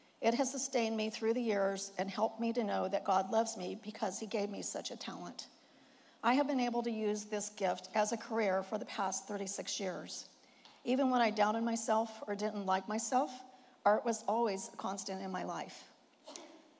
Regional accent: Indiana, United States; moved away as an adult; now in California, United States; I was born in Indiana to a grain and livestock farmer and his introverted wife

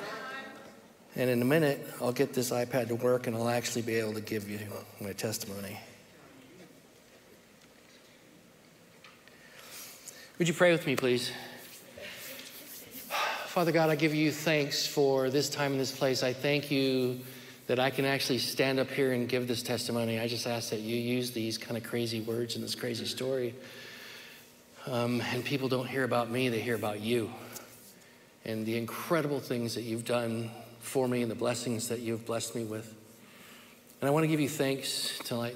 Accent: Merced, California, United States; also born or lived in Sacramento, California / Fresno, California; I was born in Merced, California in 1964, the youngest of five children

